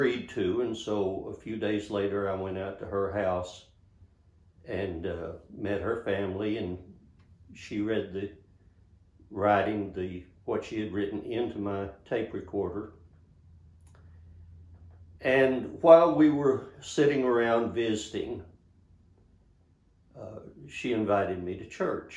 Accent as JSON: {"language": "English", "town": "Monahans", "region": "Texas", "country": "United States", "tie": "born or raised there", "also_born_or_lived": "Austin, Texas", "said": "my hometown of Monahans, Texas"}